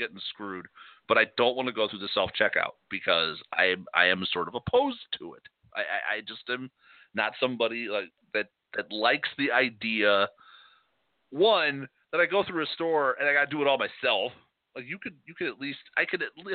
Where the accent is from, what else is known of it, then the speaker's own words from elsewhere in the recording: Chicago, Illinois, United States; moved away; also born or lived in Wisconsin; growing up in Chicago and in the city, you know, not the suburbs